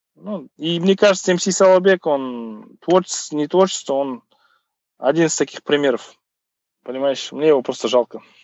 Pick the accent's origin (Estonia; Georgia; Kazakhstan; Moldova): Kazakhstan; у нас там Головкин есть, вот у нас там … есть